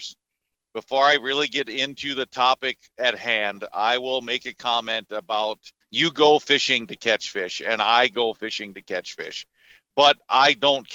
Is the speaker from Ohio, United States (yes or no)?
yes; Northeast Ohio, United States; moved away as an adult; now in Devils Lake, United States; Born and raised in Northeast Ohio